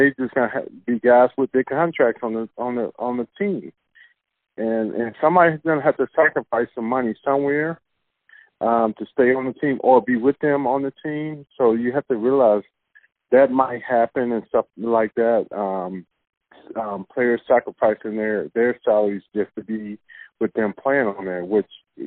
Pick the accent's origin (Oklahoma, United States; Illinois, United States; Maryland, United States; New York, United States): Illinois, United States; Chicago; I grew up here in Chicago